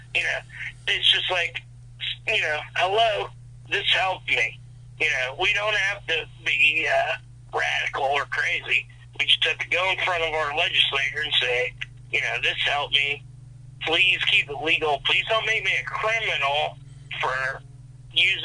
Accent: Pennsylvania, United States; I went to IUP. I'm from Pennsylvania

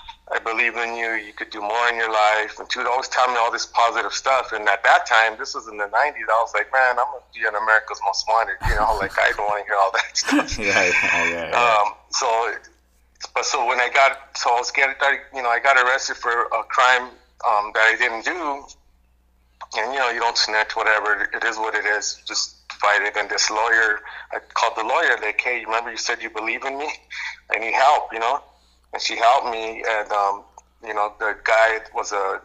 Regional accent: Los Angeles, California, United States; I'm born and raised in the Los Angeles area

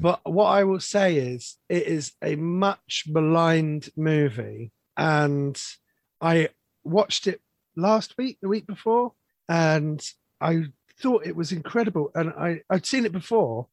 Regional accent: London, United Kingdom; I grew up in London, in the 80s

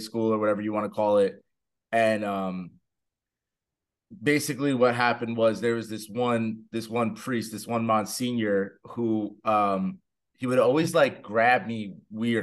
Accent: New Jersey, United States; I'm from Jersey

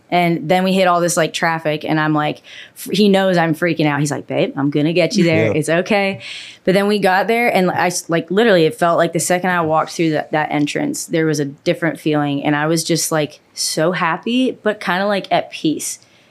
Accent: Canada; no, honestly, you know what? I love where I grew up.

